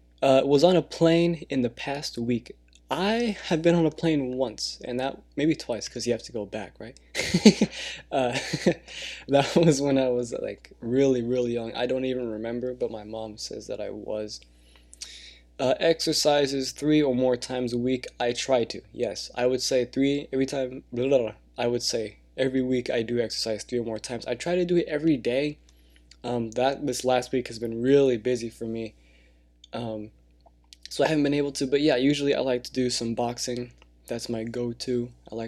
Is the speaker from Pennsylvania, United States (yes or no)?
no; California, United States; born there; I was born in California. I don't know the city, to be honest. I was born in the US of A, and so I was born here, not in another country.